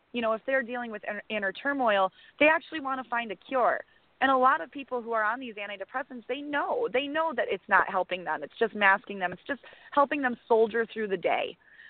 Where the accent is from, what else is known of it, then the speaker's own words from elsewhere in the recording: Janesville, Wisconsin, United States; here in my hometown, Janesville, Wisconsin